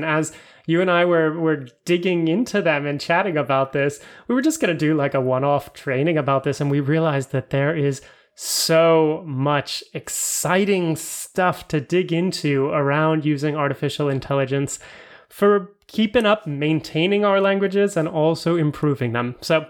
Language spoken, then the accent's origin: English; Florida, United States; now in Europe